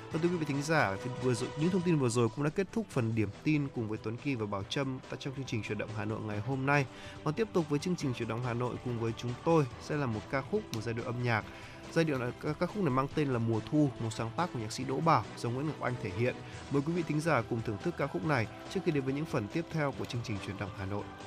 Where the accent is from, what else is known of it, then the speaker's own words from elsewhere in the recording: the North, Northern Vietnam, Vietnam; Con từ Bắc ra